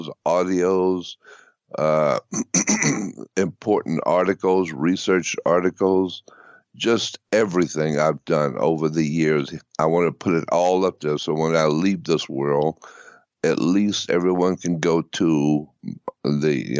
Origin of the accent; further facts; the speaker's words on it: Pensacola, Florida, United States; moved away as an adult; also born or lived in North Hollywood; now in Los Angeles, United States; I was born and raised in Pensacola, Florida